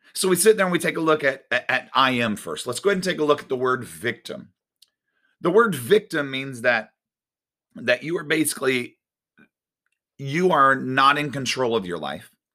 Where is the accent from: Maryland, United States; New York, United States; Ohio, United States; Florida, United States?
Florida, United States; Winter Garden; I grew up in Winter Garden